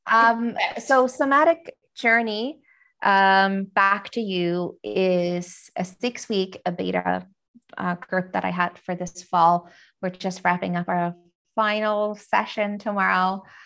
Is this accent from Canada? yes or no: no; Finland; I'm from Finland